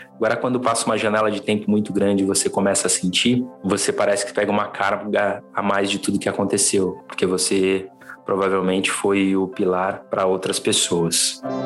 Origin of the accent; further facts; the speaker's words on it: São Paulo, Brazil; sou natural de São Paulo, da zona oeste de São Paulo, para ser mais exato